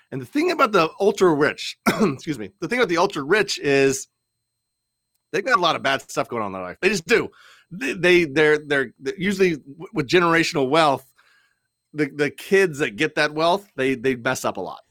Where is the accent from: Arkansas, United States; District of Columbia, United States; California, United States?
District of Columbia, United States; Washington; I grew up in the D C area